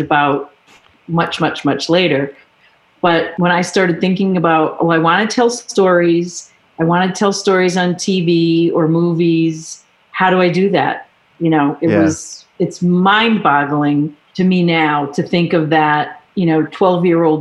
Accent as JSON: {"language": "English", "town": "Warwick", "region": "Rhode Island", "country": "United States", "tie": "born or raised there", "said": "I grew up in Warwick, Rhode Island"}